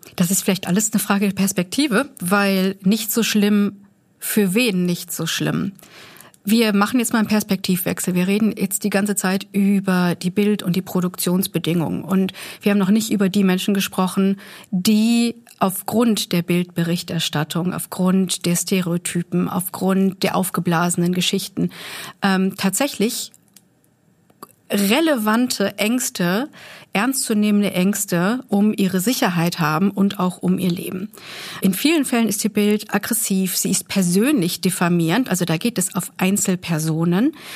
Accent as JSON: {"language": "German", "country": "Germany", "said": "wir als Deutsche"}